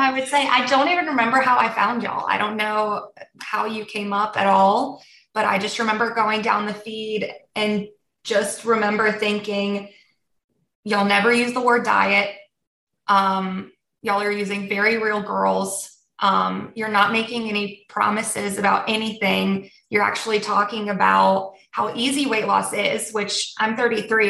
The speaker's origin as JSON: {"language": "English", "country": "United States", "tie": "born or raised there", "also_born_or_lived": "Germany", "first_language": "Polish", "said": "we came to the States when I was six months old. So I um, was raised in the States"}